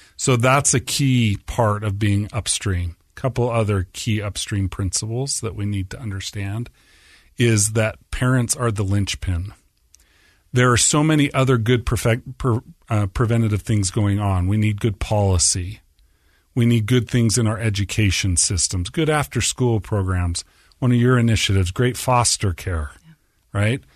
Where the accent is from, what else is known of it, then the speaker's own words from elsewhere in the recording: Orem, Utah, United States; So I grew up in Orem, right on the edge